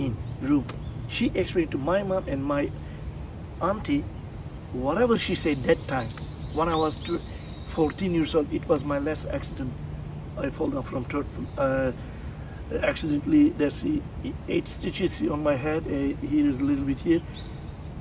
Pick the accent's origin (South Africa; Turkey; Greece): Turkey; Tekirdağ; English is a second language; moved away as an adult; also born or lived in Philippines; now in Japan; my hometown of Tekirdağ, which is I'm from, Tekirdağ is near the Greek